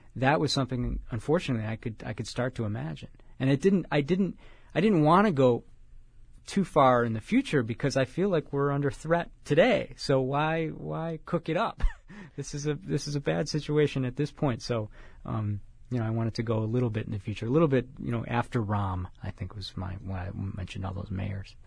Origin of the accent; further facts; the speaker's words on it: Chicago, Illinois, United States; now in California, United States; I'm from Chicago